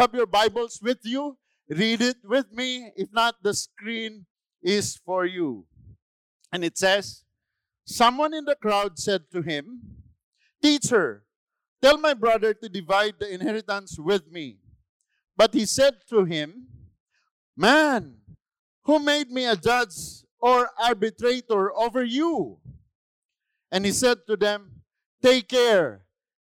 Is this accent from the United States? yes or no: no; Philippines; I'm a Filipino